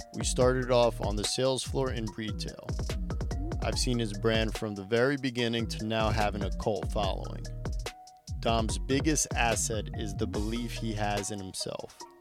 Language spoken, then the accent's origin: English; New York City, New York, United States; I grew up in the Bronx